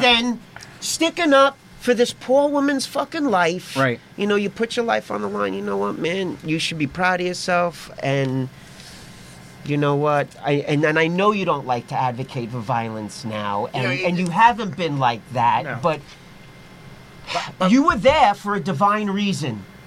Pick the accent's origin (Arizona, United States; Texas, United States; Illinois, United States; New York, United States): New York, United States; New York City; growing up in the Lower East Side, growing up with the music shops, with the record shops